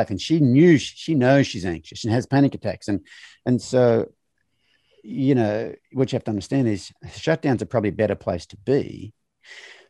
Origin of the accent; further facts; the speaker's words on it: Australia; as a male of my generation growing up in Australia